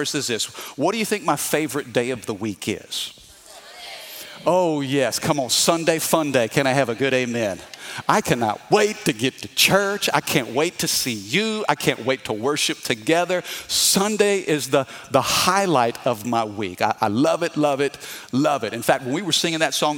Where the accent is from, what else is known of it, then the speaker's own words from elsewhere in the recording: Midwest, United States; I'm from the Midwest